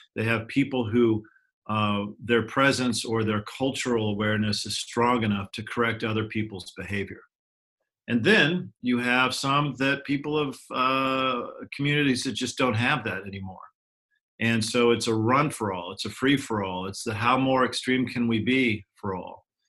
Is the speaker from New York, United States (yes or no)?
no; Ashland, Oregon, United States; I was raised in Ashland, Oregon